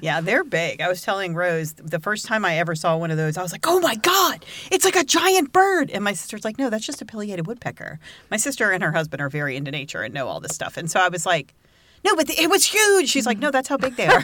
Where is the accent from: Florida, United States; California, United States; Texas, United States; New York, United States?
New York, United States; Brentwood; moved away; I grew up in Brentwood. which is Suffolk County